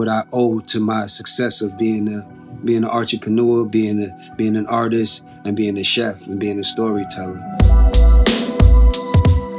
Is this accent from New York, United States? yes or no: yes; New York City, New York, United States; We grew up in Co-op City, Section 5. Northeast part of the Bronx